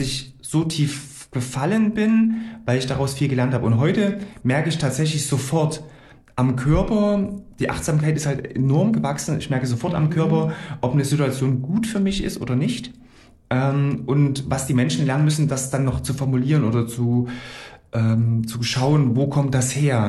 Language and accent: German; Gera, Thuringia, Germany; also born or lived in Coburg / Frankfurt; ich bin gebürtiger Gerscher, hier aufgewachsen